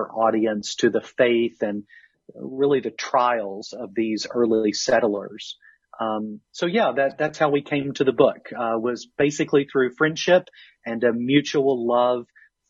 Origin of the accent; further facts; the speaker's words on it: Kentucky, United States; accent: southern; now in Bridgend, United Kingdom; I originally grew up in Kentucky, so a southern state, as you can hear from my accent. I'm losing just a little bit of that, but I'm never going to sound quite as English or Scottish or Irish as I would like to sound